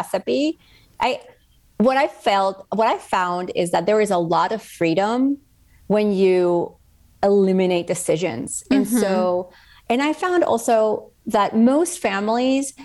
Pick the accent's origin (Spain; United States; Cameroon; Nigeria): Spain; moved away; I grew up in Spain